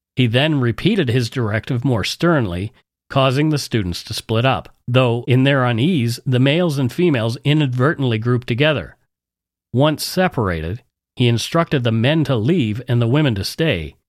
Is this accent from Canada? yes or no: yes; Canada; We are ordinary Canadian schmucks